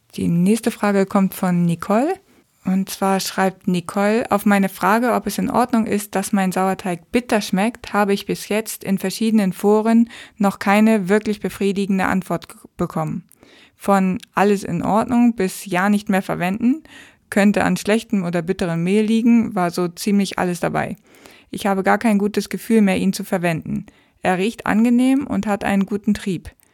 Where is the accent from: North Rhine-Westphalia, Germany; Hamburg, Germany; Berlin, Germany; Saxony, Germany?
Hamburg, Germany; aus meiner Heimatstadt, aus Hamburg